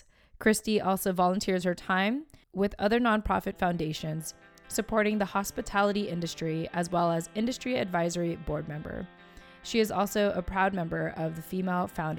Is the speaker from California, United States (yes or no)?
yes; San Diego, California, United States; moved away as an adult; now in Virginia Beach, United States; I'm originally from San Diego, California